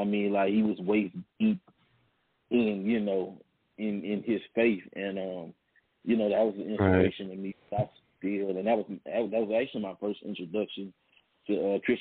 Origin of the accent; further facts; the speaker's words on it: Baton Rouge, Louisiana, United States; Born and raised in Baton Rouge, Louisiana